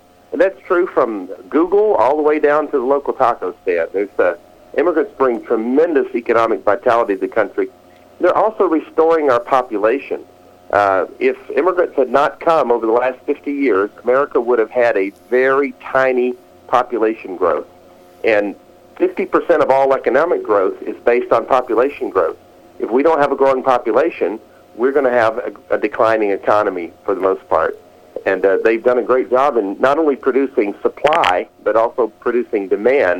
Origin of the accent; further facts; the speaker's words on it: Alabama, United States; I grew up in Alabama during the 1960s.